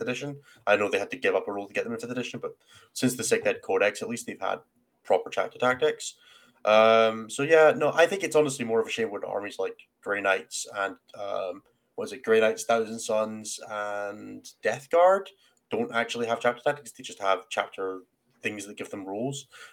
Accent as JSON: {"language": "English", "region": "Scotland", "country": "United Kingdom"}